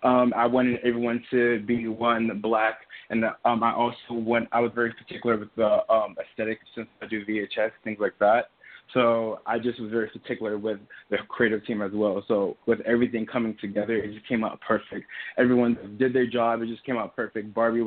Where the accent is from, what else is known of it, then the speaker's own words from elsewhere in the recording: New York, United States; also born or lived in Trinidad; I'm originally from Trinidad, and I moved from Trinidad when I was 4 to Soho, New York.